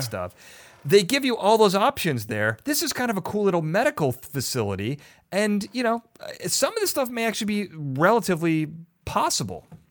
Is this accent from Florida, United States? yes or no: no; Chicago, Illinois, United States; now in Los Angeles, United States; I'm from Chicago. We had the L, elevated trains.